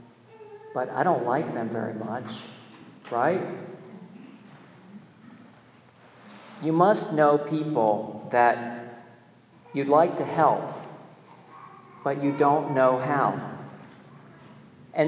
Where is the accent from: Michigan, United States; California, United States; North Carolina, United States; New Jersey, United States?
North Carolina, United States; my home state, North Carolina